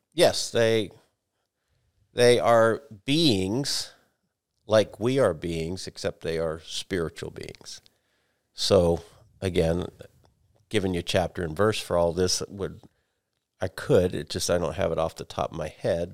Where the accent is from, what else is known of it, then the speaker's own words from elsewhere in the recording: United States; as an American